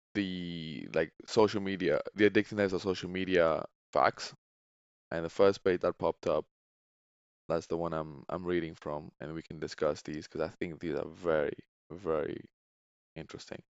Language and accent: English; Tenerife, Canary Islands, Spain; now in United Kingdom; born and raised in Tenerife, and now I live in the U K.